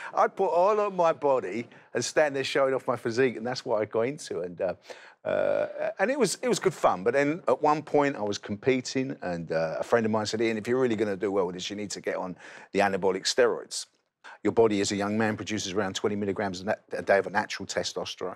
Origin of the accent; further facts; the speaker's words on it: London, United Kingdom; I grew up in East London, um, near the best football club in the country, West Ham United